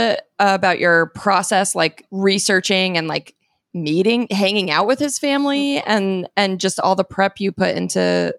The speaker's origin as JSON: {"language": "English", "town": "Phoenix", "region": "Arizona", "country": "United States", "said": "I'm from Phoenix."}